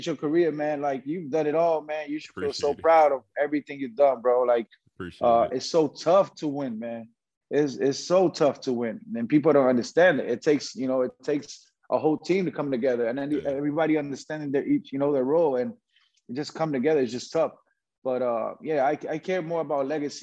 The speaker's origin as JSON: {"language": "English", "country": "Puerto Rico", "tie": "born or raised there", "said": "a basketball player growing up in Puerto Rico"}